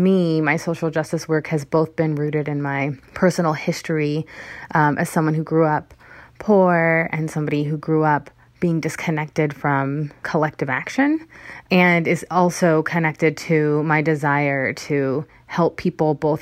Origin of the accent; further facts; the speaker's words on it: Hemet, California, United States; also born or lived in Berkeley, California; I grew up in Hemet, which is in Riverside County